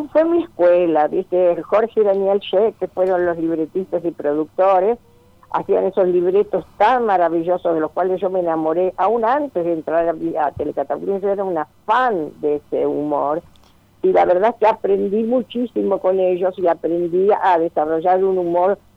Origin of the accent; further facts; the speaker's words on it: Uruguay; yo soy uruguaya, como recordarás.